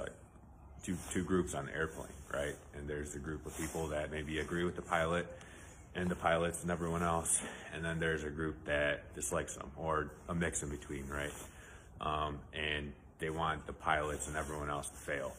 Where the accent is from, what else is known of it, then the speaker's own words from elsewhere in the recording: United States; All of us, all the Americans